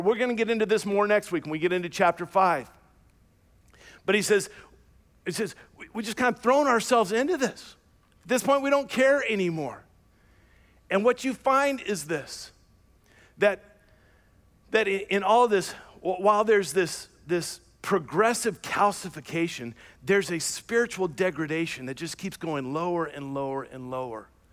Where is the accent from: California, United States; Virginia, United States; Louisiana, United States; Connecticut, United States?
Louisiana, United States; I was born and raised in the South, Louisiana, to be exact